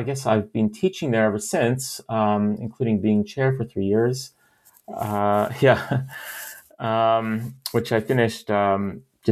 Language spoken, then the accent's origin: English; London, Ontario, Canada; moved away; also born or lived in Toronto / Oxford; I grew up in London, Ontario